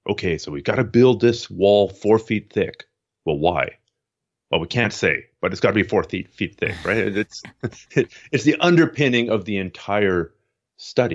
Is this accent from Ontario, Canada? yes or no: yes; Toronto, Ontario, Canada; born or raised there; moved away as an adult; also born or lived in Montreal, Canada; now in Vancouver, Canada